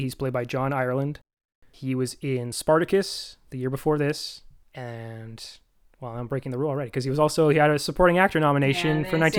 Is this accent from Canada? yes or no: yes; Ontario, Canada; now in Vancouver, Canada; I currently live in Vancouver. I'm from Ontario.